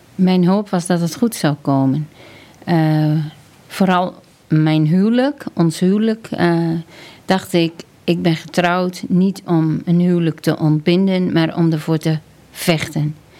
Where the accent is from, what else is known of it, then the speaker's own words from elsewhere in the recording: near Kampen, Overijssel, Netherlands; Ik ben opgegroeid op de Veluwe op, eh, onder de rook van Kampen eigenlijk. Dat is eigenlijk uh, Overijssel, maar eh, de Zanden.